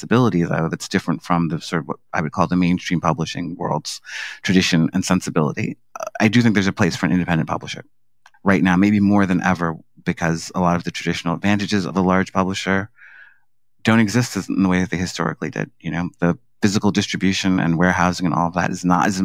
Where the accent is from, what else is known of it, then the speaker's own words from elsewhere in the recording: New York City, New York, United States; I grew up in Harlem in, you know, the 1970s and 80s.